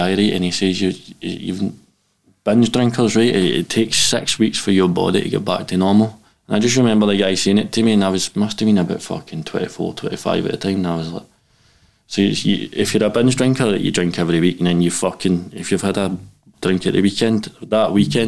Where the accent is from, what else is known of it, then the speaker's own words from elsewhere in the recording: Glasgow, Scotland, United Kingdom; I grew up in Pollok, kind of priest hill.